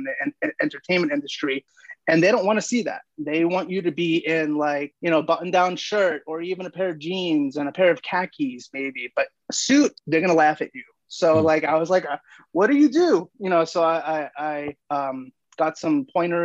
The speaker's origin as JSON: {"language": "English", "region": "New York", "country": "United States", "tie": "born or raised there", "moved": "yes", "lives_now": "Los Angeles, United States", "said": "I was born and raised in New York"}